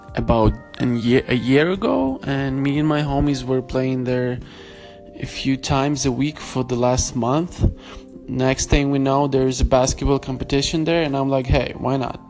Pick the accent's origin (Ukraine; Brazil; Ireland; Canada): Ukraine; Lviv, Lviv Oblast; in Ukraine, in Lviv. So, trying to bring back some Brooklyn, LA, vibes to my hometown